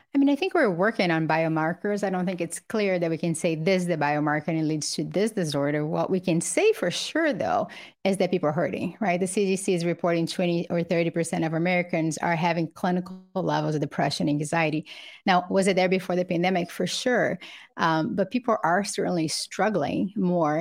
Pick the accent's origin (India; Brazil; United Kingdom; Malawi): Brazil; now in United States; I grew up poor in Brazil with a single mother